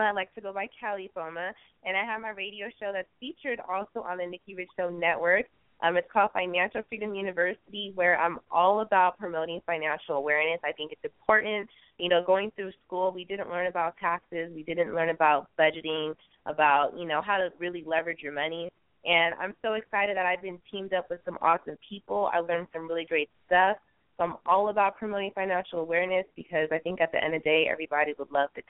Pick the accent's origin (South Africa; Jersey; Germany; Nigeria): Nigeria; also born or lived in California, United States; I'm Nigerian, mixed with California